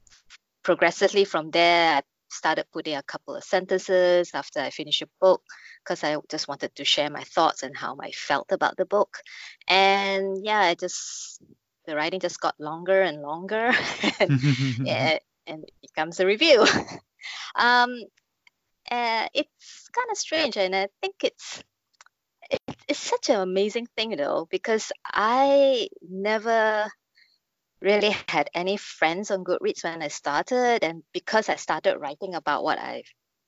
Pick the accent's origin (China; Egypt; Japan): China; I'm Chinese. I grew up on Wuxia and Xianxia movies and TV series.